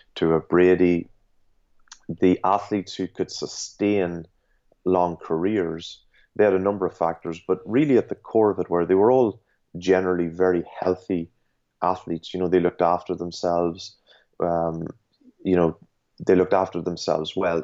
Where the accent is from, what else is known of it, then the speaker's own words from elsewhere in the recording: Ireland; I was just growing up in Ireland